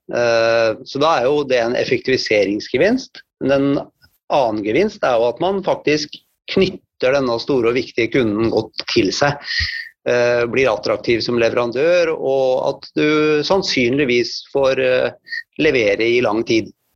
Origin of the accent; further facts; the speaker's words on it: Hvaler, Østfold, Norway; now in Fredrikstad, Norway; Så jeg kommer fra Hvaler og bor i Fredrikstad.